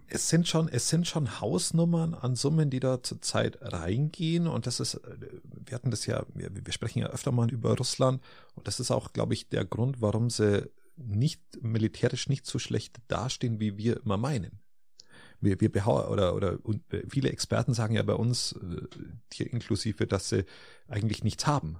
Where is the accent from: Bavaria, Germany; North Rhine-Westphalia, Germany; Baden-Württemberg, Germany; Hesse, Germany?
Bavaria, Germany; bei uns in Bayern